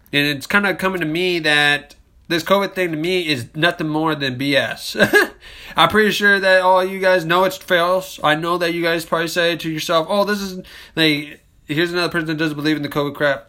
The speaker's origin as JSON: {"language": "English", "country": "United States", "said": "as American citizens"}